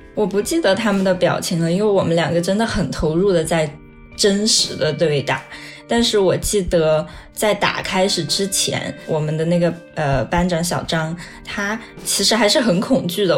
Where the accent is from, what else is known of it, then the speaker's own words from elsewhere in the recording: a small county town in Yunnan, China; moved away as an adult; now in United Kingdom; 二十六岁，我现在是英国社会学博士在读。我出生在一个云南的小县城